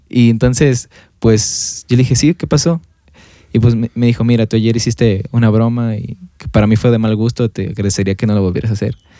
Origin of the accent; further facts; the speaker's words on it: Mexico; como cultura mexicana, eh, pasa en México